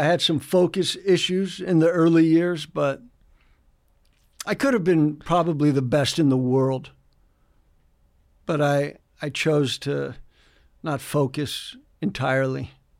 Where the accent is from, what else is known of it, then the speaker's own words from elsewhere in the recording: San Diego, California, United States; born there; Well, I was born in San Diego.